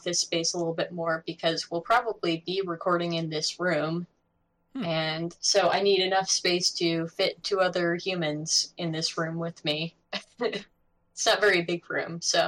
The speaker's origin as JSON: {"language": "English", "town": "Berea", "region": "Ohio", "country": "United States", "tie": "born or raised there", "said": "My hometown, Berea, Ohio"}